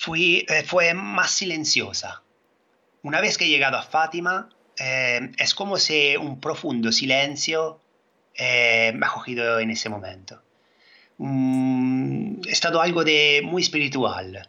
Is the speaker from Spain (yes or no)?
no; Italy; Spanish is a second language; soy italiano